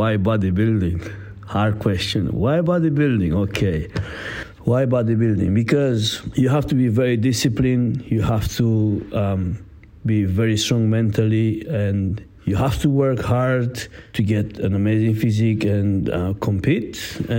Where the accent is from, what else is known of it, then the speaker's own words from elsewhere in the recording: Italy; English is a second language; moved away as an adult; now in London, United Kingdom; I am a professional athlete, so I came from Italy. In UK, I am already 7 years, something like that.